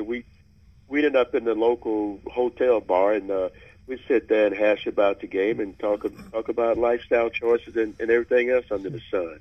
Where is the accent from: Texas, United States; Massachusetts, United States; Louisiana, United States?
Louisiana, United States; Mansfield; moved away as an adult; now in Bay Area, United States; I grew up near beautiful Shreveport, Louisiana. My hometown is Mansfield, Louisiana.